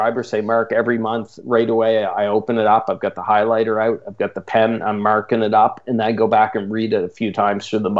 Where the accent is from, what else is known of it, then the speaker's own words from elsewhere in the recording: Canada; accent: Canadian; my strange Canadian accent